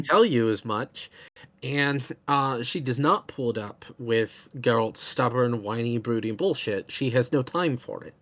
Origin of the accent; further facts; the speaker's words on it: United States; as an American